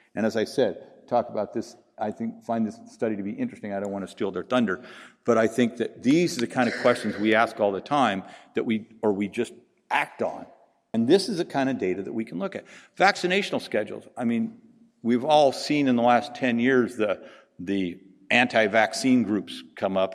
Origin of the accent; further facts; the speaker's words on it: Pacific Northwest, United States; also born or lived in the South, United States; now in Southern United States; I'm from the Pacific Northwest. I live in the South